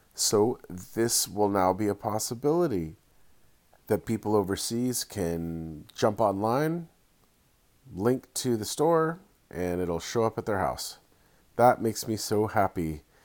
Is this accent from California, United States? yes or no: yes; Santa Cruz, California, United States; my hometown, Santa Cruz